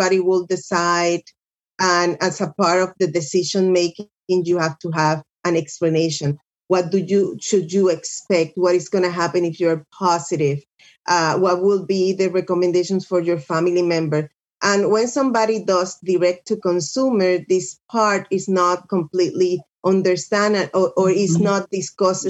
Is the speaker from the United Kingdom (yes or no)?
no; Puerto Rico; moved away as an adult; also born or lived in Birmingham, Alabama / Duarte, California; I'm from Puerto Rico